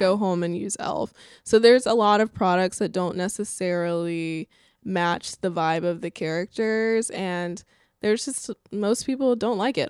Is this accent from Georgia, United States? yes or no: no; Alabama, United States; my home state of Alabama